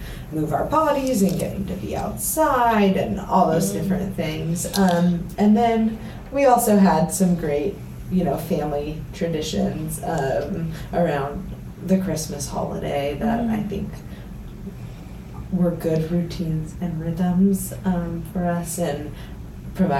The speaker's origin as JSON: {"language": "English", "town": "Costa Mesa", "region": "California", "country": "United States", "tie": "born or raised there", "also_born_or_lived": "Huntington Beach, California / Harvard (Massachusetts) / Denver, Colorado", "moved": "as an adult", "lives_now": "Easton, Pennsylvania, United States", "said": "So that's where I grew up, Costa Mesa / Huntington Beach"}